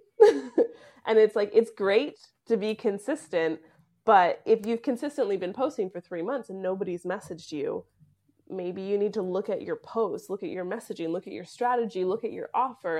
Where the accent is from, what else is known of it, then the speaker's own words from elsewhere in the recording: Canada; moved away; I am a Canadian who ran away from Canada